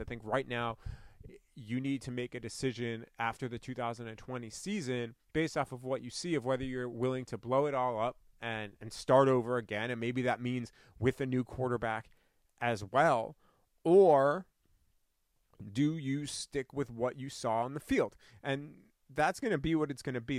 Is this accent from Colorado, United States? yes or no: no; New York, United States; now in Ann Arbor, United States; I didn't grow up here. I grew up in New York